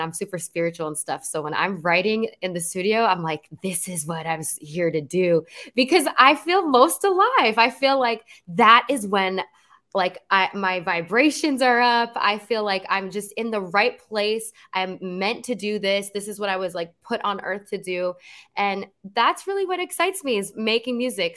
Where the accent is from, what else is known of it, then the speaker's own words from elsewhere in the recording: New Jersey, United States; moved away as an adult; now in Los Angeles, United States; I grew up in New Jersey, born and raised